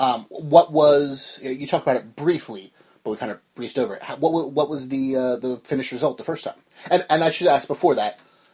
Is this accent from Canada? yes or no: no; New Jersey, United States; born or raised there